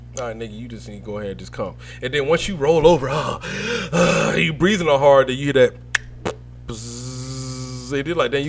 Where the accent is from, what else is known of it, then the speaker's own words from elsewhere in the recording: Brunswick, Georgia, United States; moved away as an adult; also born or lived in Hawaii; now in Fayetteville, United States; When I first came in the army, I was coming from Brunswick, Georgia